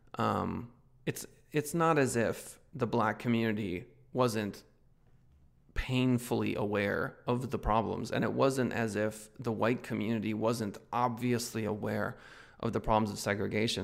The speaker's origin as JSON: {"language": "English", "country": "United States", "said": "as an American"}